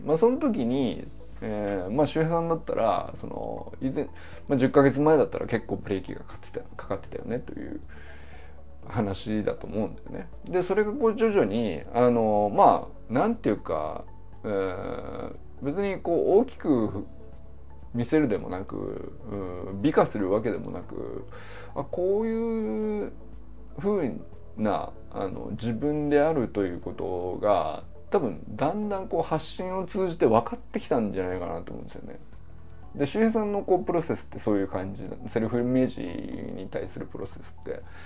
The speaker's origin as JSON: {"language": "Japanese", "region": "Niigata", "country": "Japan", "tie": "born or raised there", "also_born_or_lived": "Kyoto", "moved": "as an adult", "said": "僕もね新潟出身生まれは京都なんですけどもまあほぼ2歳から18歳までね新潟で育ってる"}